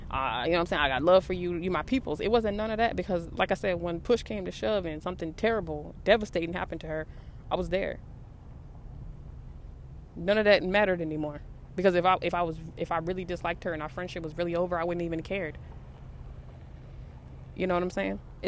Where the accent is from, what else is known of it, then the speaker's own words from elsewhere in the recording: West Coast, United States; I'm from the West Coast.